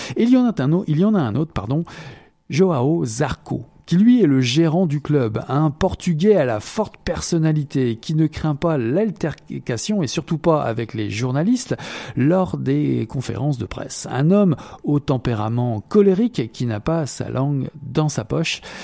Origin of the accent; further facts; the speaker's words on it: Quebec, Canada; nous revenons chez nous au Québec